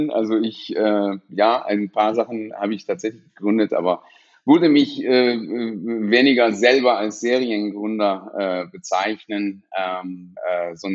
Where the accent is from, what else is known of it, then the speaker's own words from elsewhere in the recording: Iran; now in Essen, Germany; bin aus dem Iran äh, geflohen äh, nach der Nebelaktion und äh, bin tatsächlich nach Essen äh, direkt gekommen, weil mein Bruder äh, vorher hier in Essen gelebt hat